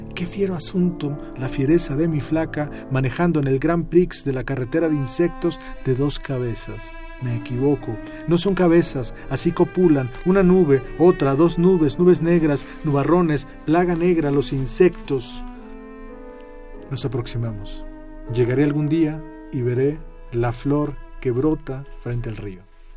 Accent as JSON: {"language": "Spanish", "area": "Ameca, near Guadalajara", "region": "Jalisco", "country": "Mexico", "tie": "born or raised there", "said": "Cuando yo era niño, eh, cuando estaba en el colegio, en, el pueblo donde yo nací, que se llama Meca, eh, cerca de Guadalajara"}